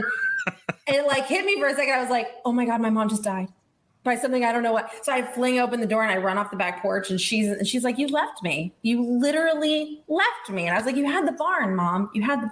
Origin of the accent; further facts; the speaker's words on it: Estes Park, Colorado, United States; also born or lived in Tucson, Arizona; I grew up on an exotic animal ranch in Estes Park, Colorado